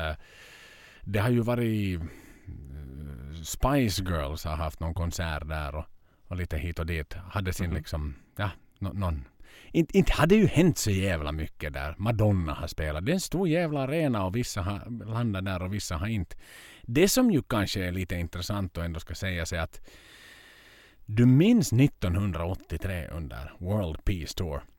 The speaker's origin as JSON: {"language": "Swedish", "country": "Finland"}